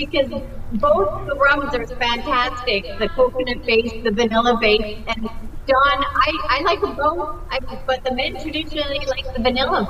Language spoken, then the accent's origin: English; British Columbia, Canada; born and raised in British Columbia, so I'm on Vancouver Island.